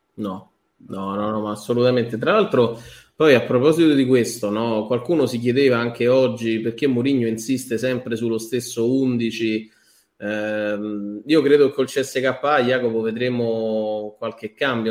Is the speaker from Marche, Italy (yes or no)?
no; Abruzzo, Italy; moved away; sono andato su al paese in Abruzzo da me con, con mio padre